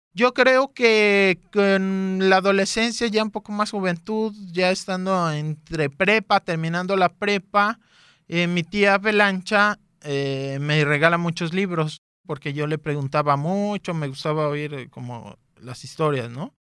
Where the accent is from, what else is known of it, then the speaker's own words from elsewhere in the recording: Guadalajara, Jalisco, Mexico; Nací aquí en Guadalajara en el 87.